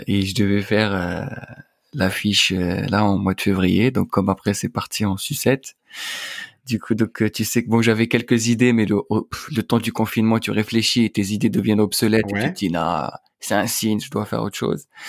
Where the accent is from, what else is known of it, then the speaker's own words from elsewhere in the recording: Algeria; moved away as an adult; now in Paris, France; j'ai grandi en Algérie, tu vois, j'ai passé toute ma vie là-bas